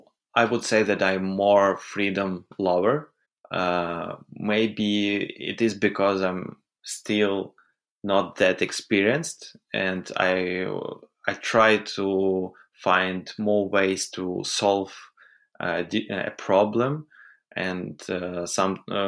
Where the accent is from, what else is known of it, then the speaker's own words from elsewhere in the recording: Kyiv, Ukraine; I was born in Kiev.